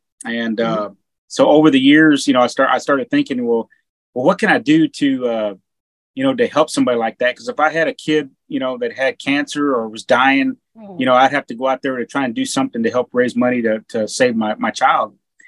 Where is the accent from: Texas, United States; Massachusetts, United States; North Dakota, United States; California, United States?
Texas, United States; moved away; me growing up in Texas